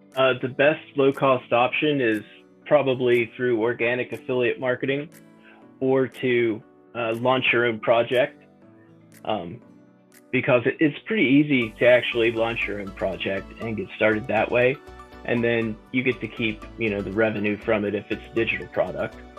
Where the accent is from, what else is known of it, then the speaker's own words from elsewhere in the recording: West Virginia, United States; I grew up in a small town in the backwoods of West Virginia